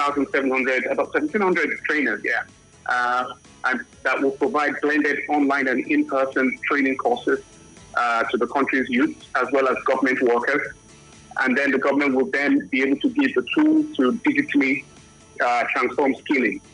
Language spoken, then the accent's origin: English; Nigeria; I'm Nigerian